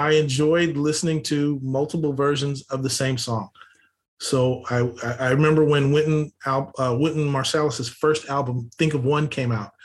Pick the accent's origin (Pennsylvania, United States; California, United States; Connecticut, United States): California, United States; Los Angeles; I grew up here in Los Angeles, uh, oldest of five kids